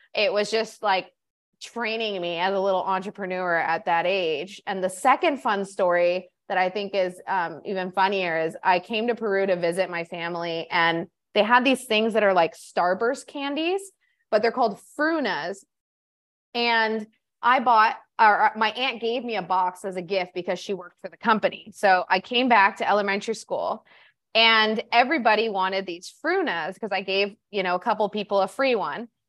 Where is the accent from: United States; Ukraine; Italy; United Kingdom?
United States; Orange County, California; moved away as an adult; now in Peru; I grew up in Orange County, California